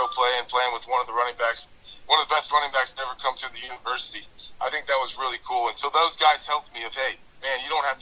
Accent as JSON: {"language": "English", "region": "Virginia", "country": "United States", "said": "I was from Virginia"}